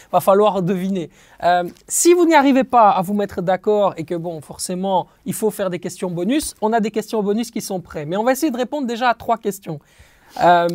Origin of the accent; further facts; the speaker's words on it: Belgium; on est belge